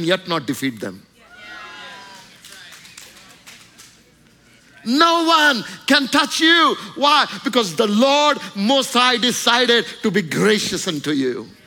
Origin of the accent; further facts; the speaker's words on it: India; I'm just saying my experience in India